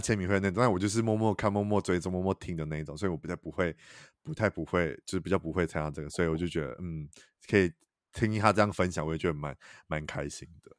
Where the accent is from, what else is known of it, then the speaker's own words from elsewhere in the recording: Taiwan; 台语也是我们就是台湾人的母语嘛